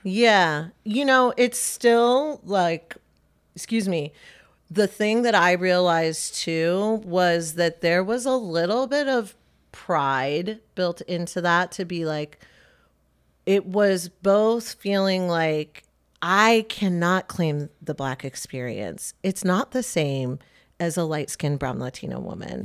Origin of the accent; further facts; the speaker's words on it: Michigan, United States; now in Lancaster County, United States; Lancaster County isn't that different from where I grew up in Michigan